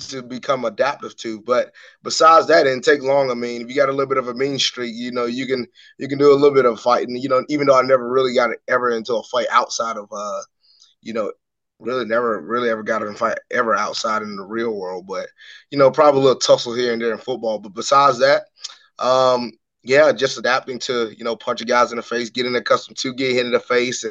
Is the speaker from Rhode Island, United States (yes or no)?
no; Macon, Georgia, United States; my hometown of Macon, Georgia